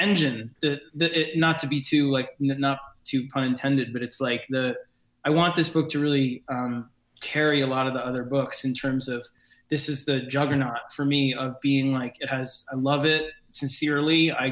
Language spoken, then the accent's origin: English; New York City, New York, United States; I grew up in New York City